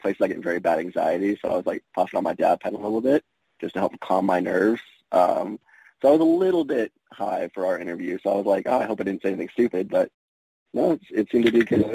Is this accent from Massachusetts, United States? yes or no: no; South Texas, United States; I'm born and raised in Texas, grew up around Hispanics all my life